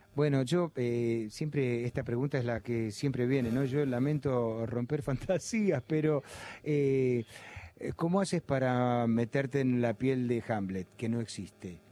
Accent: Buenos Aires, Argentina; he nacido al lado de la cancha de Boca y toda mi infancia y mi adolescencia me la he pasado en la cancha de Boca

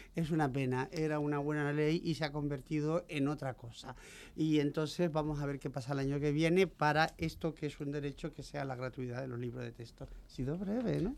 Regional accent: Canary Islands, Spain; now in Madrid, Spain; como soy canaria, tengo estas cosas guanches y tal

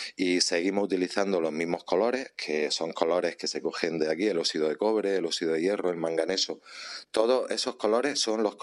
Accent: Níjar, Andalusia, Spain; soy de Níjar, trabajo en la cerámica desde que nací prácticamente

